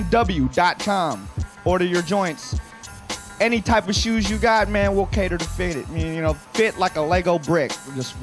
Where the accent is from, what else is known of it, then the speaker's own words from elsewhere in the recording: Seattle, Washington, United States; We're from the Emerald City